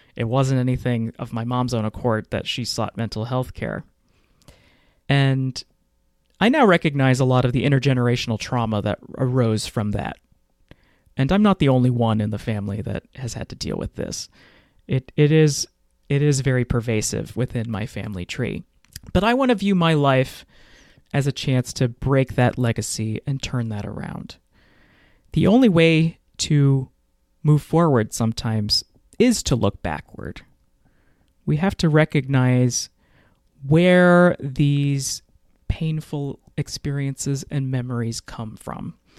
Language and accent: English; Fort Worth, Texas, United States; moved away as an adult; I lived in Fort Worth, Texas from, what is it, nineteen ninety-one until two thousand seven. So, yeah, that's my hometown